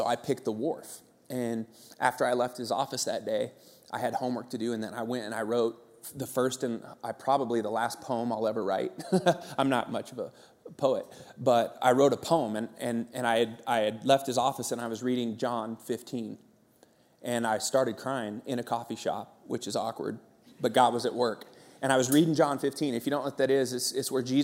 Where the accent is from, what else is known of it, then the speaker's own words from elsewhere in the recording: Santa Cruz, California, United States; moved away; I grew up in Santa Cruz, California, and that's a sweet childhood